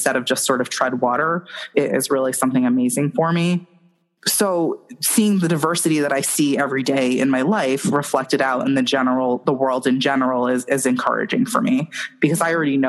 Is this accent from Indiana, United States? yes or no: no; New York, United States; I'm from New York